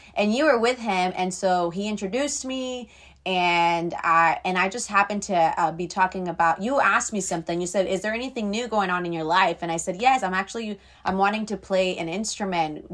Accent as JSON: {"language": "English", "area": "Treasure Coast", "region": "Florida", "country": "United States", "tie": "born or raised there", "said": "I was raised in Florida with my grandma and my great-grandma, and I've been here my entire life, really"}